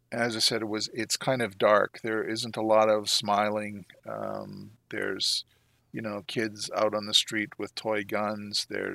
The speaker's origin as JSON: {"language": "English", "country": "Canada", "said": "which is, you know, a novelty for me being a Canadian."}